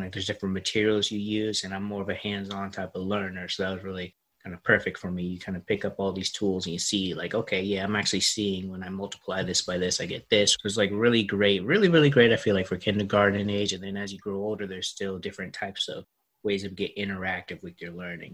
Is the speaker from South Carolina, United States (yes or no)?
yes; Charleston, South Carolina, United States; moved away; my grandma's house in my hometown, Charleston, South Carolina